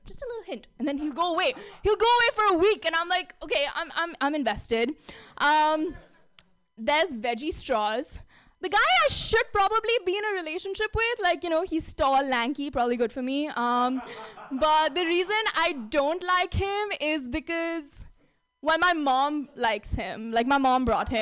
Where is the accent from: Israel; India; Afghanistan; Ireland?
India; moved away as an adult; now in San Francisco, United States; I grew up in India